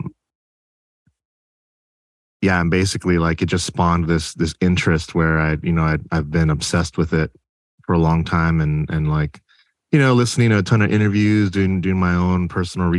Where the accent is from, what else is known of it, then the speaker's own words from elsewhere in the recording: Los Angeles, California, United States; I'm from Los Angeles, born and raised, from the San Fernando Valley